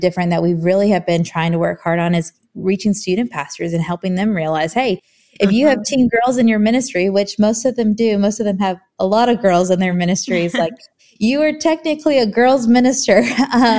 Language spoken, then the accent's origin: English; Hampton Roads, Virginia, United States; moved away as an adult; now in Nashville, United States; I'm originally from Virginia. So like the Hampton Roads area, born and raised there